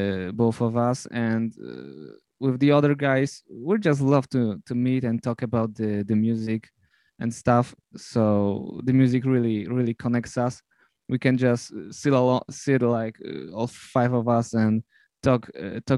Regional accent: Poland; I'm from Poland

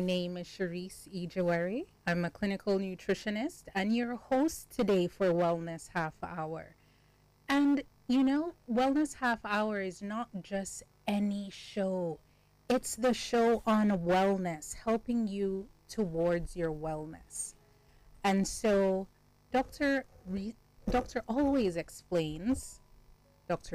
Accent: Jamaica; I'm from Jamaica and I grew up with my grandmother

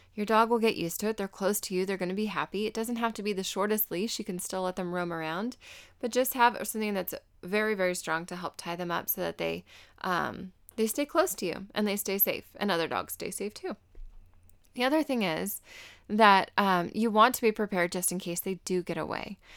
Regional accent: Arizona, United States; I'm from Arizona, so I'm very aware of cactus

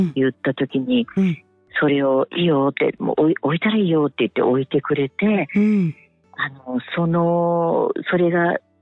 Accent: Ishigaki, Okinawa, Japan; 私と主人が石垣島出身なので

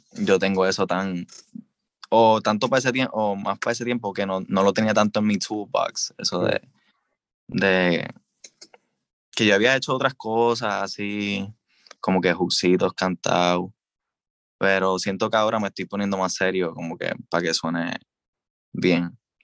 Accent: Puerto Rico; Hablo como hablo, estoy hablando como un puertorriqueño común

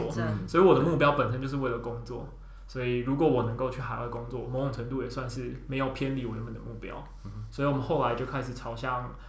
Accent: Taipei, Taiwan; 毕竟我们都是台北的小孩，所以。很少有那种自己住的经验

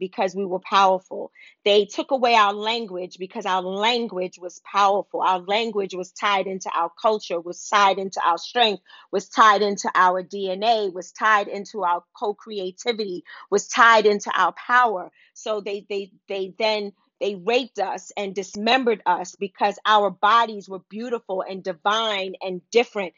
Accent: New York City, New York, United States; growing up in Wagner Projects in Harlem

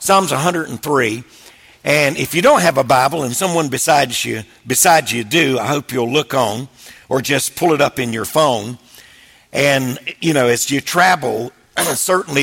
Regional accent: Wilmington, North Carolina, United States; I was raised in Wilmington, North Carolina, so I love the coast.

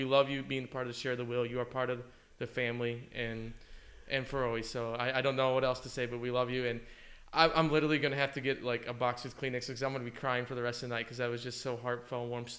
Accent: Michigan, United States; moved away as an adult; now in Texas, United States; I grew up on the farm, but I grew up in Michigan. I don't consider myself a cowboy.

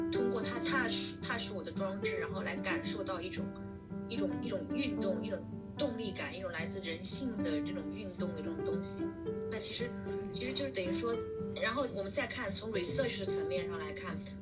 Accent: Jiangxi, China; 我还不是从上海、北京来的，我是江西，你知道江西嘛，就是特别中部的一个城市，呃，一个省份

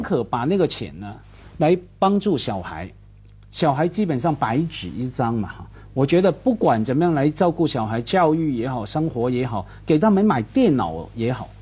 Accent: Hong Kong; 我们在香港啊，我是看着…长大的

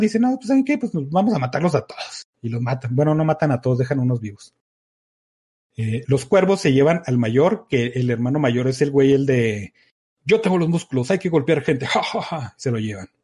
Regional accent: Mexico; como México

